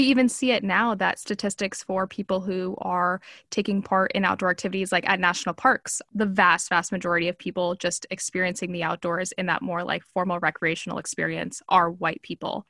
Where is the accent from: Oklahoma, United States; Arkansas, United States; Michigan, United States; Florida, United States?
Florida, United States; Miami; I'm Cuban, I grew up in Miami